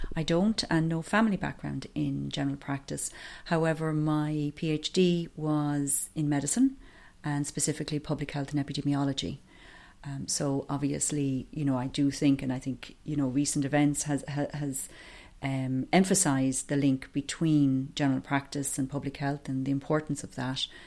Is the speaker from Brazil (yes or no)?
no; County Offaly, Leinster, Ireland; now in County Wicklow, Ireland; I'm originally from County Offaly, but I have lived in County Wicklow for over twenty years now.